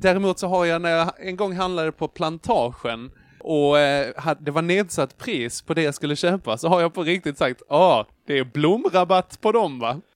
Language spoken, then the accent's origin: Swedish; Trelleborg, Skåne, Sweden; jag är född i Trelleborg